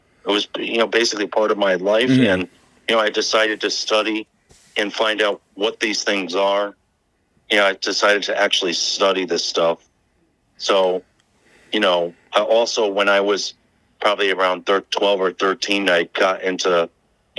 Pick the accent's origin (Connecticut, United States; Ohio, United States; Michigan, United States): Connecticut, United States; Norwalk; I grew up in Norwalk most of my life